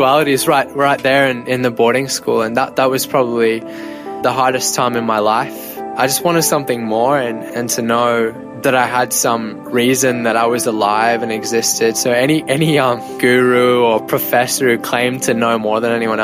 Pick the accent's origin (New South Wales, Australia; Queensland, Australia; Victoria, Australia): Victoria, Australia; Shepparton; also born or lived in Brisbane; I was born in Brisbane, but soon moved with my mum, dad, my little brother to a country town near Melbourne called Shepparton, where we spent the first years of our life